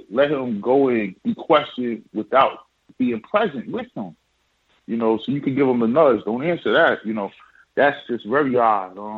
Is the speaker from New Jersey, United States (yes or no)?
yes; Jersey City, New Jersey, United States; I grew up in Jersey City, and that definitely wasn't a car chase.